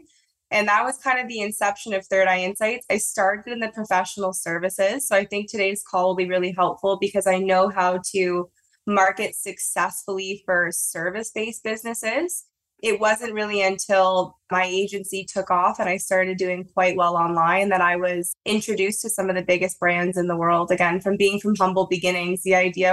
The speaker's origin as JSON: {"language": "English", "town": "Toronto", "region": "Ontario", "country": "Canada", "said": "I don't have an accent, but I'm from Toronto, Canada"}